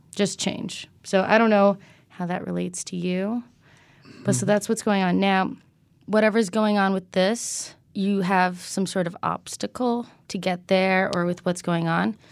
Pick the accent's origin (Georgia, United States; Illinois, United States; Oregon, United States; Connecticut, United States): Connecticut, United States; I'm from Connecticut